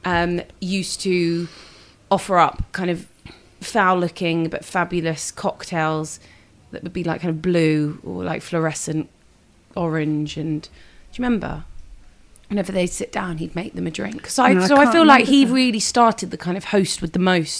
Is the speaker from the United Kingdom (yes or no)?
yes; London, United Kingdom; I am a singer from South London